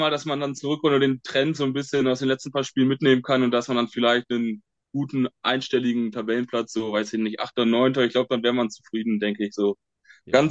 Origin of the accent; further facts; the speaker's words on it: Lower Saxony, Germany; Ich komme äh, aus dem Osnabrücker Land, also hier aus dem Südkreis, bin dementsprechend auch Osnabrück-Fan